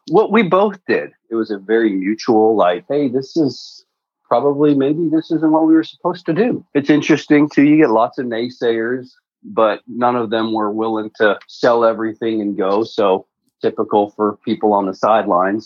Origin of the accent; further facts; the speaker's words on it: Canada; moved away as an adult; also born or lived in Prague, Czech Republic / Texas, United States; now in United States; grew up in Canada and in the trades